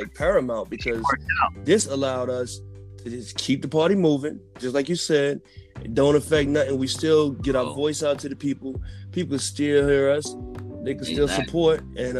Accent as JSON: {"language": "English", "town": "Fort Lauderdale", "region": "Florida", "country": "United States", "tie": "born or raised there", "moved": "yes", "lives_now": "New York, United States", "said": "I'm from Florida, Fort Lauderdale in the building. Fort Lottie Dottie, stand up!"}